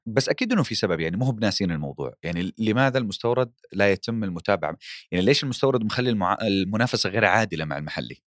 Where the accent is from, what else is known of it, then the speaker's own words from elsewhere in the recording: Saudi Arabia; عندنا في السعوديه